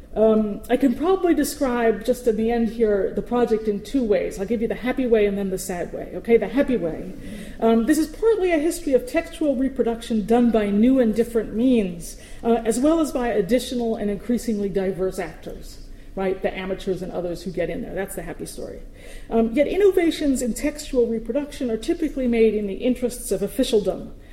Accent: New York City, New York, United States; as a New Yorker, I speak incredibly quickly.

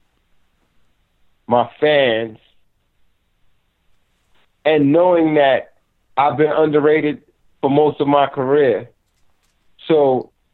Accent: United States; I'm an artist from America

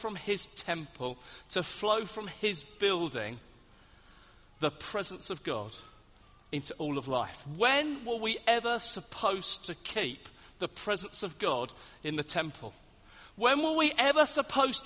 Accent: Hastings, South East England, United Kingdom; I come from Hastings on the south coast

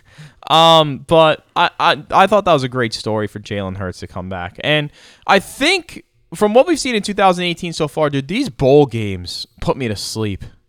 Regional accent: United States; also born or lived in New York / Philadelphia; growing up in New York and Philly

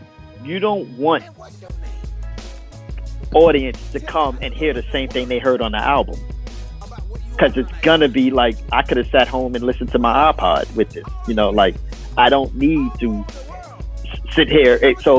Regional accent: Brooklyn, New York, United States; I'm from Coney Island.

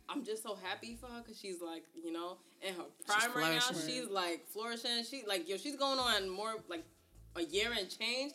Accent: New York City, New York, United States; I grew up on Flatbush.

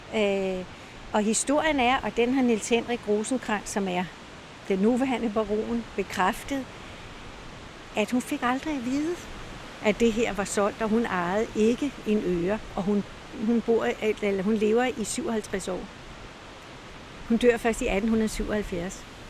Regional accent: Copenhagen, Capital Region of Denmark, Denmark; moved away as an adult; now in Møn, Denmark; jeg kommer fra København

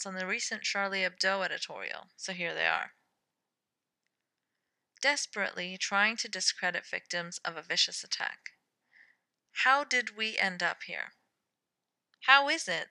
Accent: Pakistan; I'm Pakistani and ex-Muslim

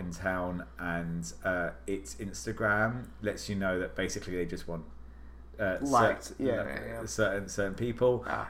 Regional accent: United Kingdom; now in Washington, D.C., United States; I'm British.

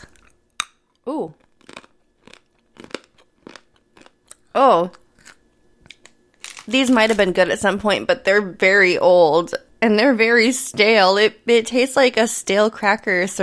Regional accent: Midwest, United States; I grew up in the Midwest where we have party peanuts

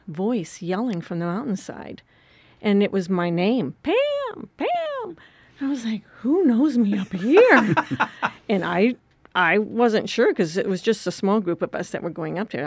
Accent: Wisconsin, United States; moved away; I grew up in Wisconsin on a farm

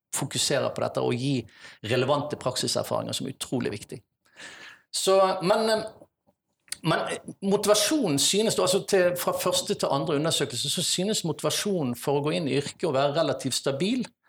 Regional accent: Vikersund, Buskerud, Norway; now in Bergen, Norway; Men jeg har faktisk hatt veldig store deler av oppveksten min på Østlandet. I Vikersund, Modum kommune. Der hadde jeg nesten hele skoletiden min

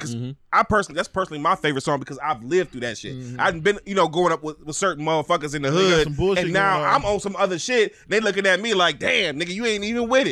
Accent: East Cleveland, Ohio, United States; We grew up in East Cleveland.

